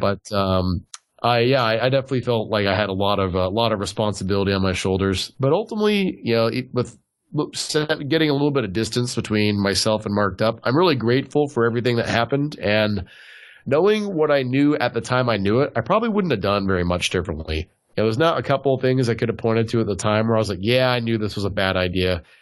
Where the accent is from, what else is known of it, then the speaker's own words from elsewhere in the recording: Southern California, United States; also born or lived in Tennessee; I'm from Southern California originally